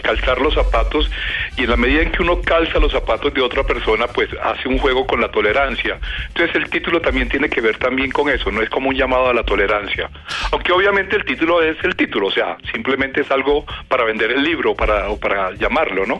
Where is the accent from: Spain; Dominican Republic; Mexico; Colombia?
Colombia; Valledupar, Cesar; algo que crecí oyendo en Valledupar